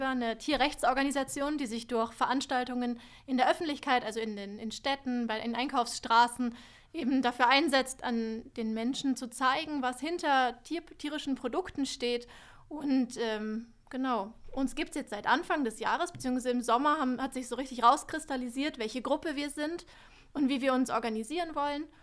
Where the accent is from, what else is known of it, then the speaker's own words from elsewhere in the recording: Munich, Bavaria, Germany; moved away as an adult; now in Ulm, Germany; Ich komme eigentlich aus München und bin zum Studieren nach Ulm gezogen.